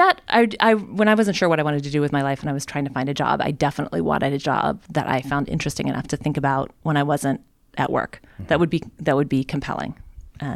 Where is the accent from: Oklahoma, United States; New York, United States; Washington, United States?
Oklahoma, United States; moved away; also born or lived in Chicago; I am from Oklahoma.